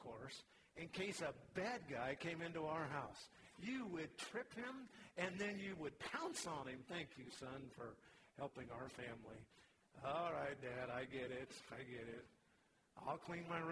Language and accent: English; Vancouver, Washington, United States; When I was born, he had just become a pastor, actually started a church in Vancouver, Washington. I literally grew up in church